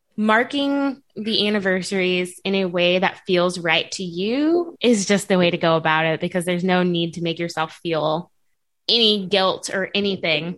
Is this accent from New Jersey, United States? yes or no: no; North County, Missouri, United States; I grew up in North County.